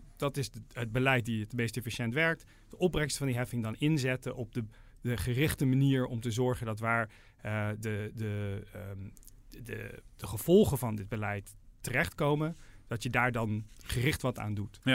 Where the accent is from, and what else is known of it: Netherlands